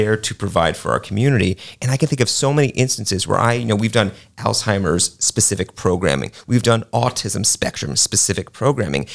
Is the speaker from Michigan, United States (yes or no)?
no; New York City, New York, United States; now in Lakeland, United States; I grew up in New York City